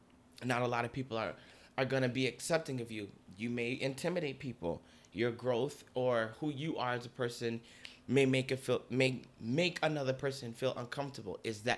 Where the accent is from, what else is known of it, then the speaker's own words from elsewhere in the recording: Newark, New Jersey, United States; now in Bronx, United States; And I'm from Newark.